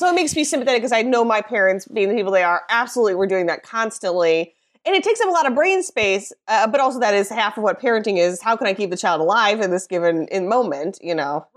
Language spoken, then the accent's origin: English; Midwest, United States; being a Midwesterner, a woman, an American